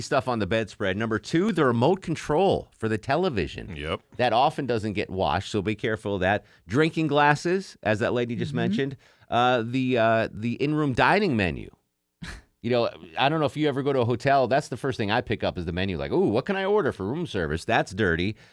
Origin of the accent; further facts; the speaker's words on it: Torrington, Connecticut, United States; moved away; also born or lived in Atlanta; my hometown Torrington, Connecticut